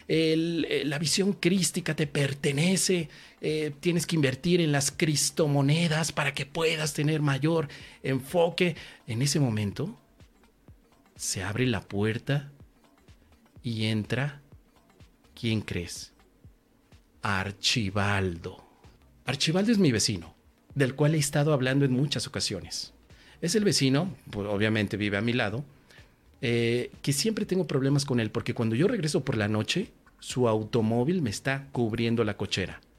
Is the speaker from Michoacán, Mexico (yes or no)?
yes; Tangamandapio, Michoacán, Mexico; Hace algún tiempo fui a mi pueblo natal, que es Tangamandapio. En Tangamandapio me fui a dar una conferencia de curso de milagros.